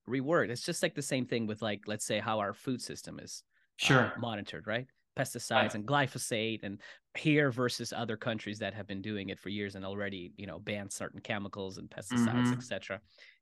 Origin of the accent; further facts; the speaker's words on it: Russia; now in United States; growing up in Russia